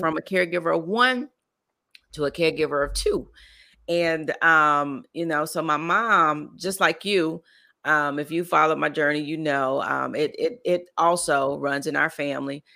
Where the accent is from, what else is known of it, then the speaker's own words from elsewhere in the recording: Lake Wales, Florida, United States; I grew up in Lake Wells, Florida